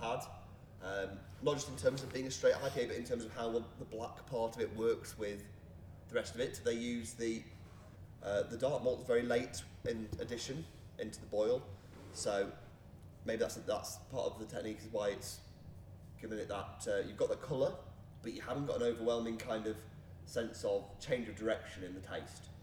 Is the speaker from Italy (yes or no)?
no; Leek, West Midlands, United Kingdom; I grew up in Leek, which is just across the border in Staffordshire.